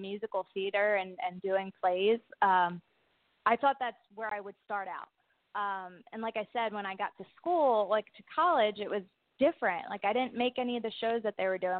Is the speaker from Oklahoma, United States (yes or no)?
no; Philadelphia, Pennsylvania, United States; I'm from Philadelphia